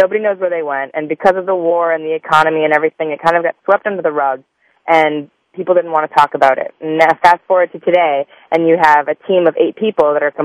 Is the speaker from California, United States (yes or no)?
no; Chicago, Illinois, United States; also born or lived in Montana; I grew up in Chicago, and my parents are both lawyers